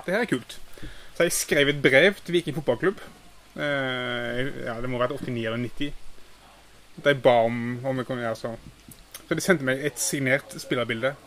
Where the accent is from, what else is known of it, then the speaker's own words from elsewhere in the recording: Haugesund, Rogaland, Norway; jeg er jo fra Haugesund